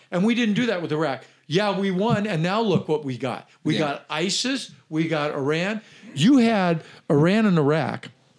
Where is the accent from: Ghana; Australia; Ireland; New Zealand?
Ireland; because I'm Irish and I have a short fuse